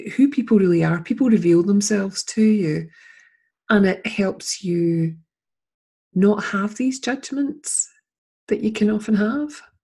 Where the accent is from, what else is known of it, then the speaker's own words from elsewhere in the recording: Scotland, United Kingdom; also born or lived in Edinburgh; I'm interviewing her as a Scottish person